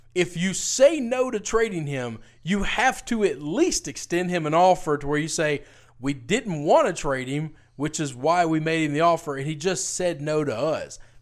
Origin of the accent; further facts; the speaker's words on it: Memphis, Tennessee, United States; my hometown